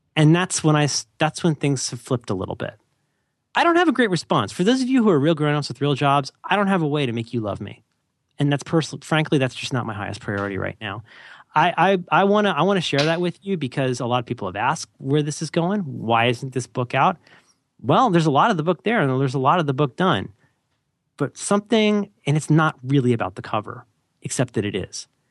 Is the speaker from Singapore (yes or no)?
no; Ohio, United States; I'm from Ohio.